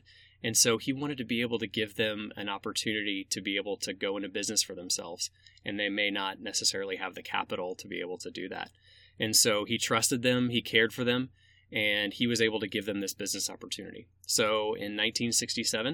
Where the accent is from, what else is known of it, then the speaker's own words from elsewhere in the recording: Atlanta, Georgia, United States; moved away as an adult; now in Central Illinois, United States; I grew up in Atlanta and I'm the youngest of three